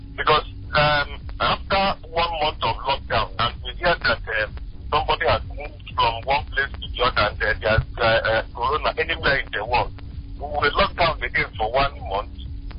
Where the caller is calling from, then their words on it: Mayor Bumpiche, Imo, Nigeria; I'm calling from Mayor Bumpiche.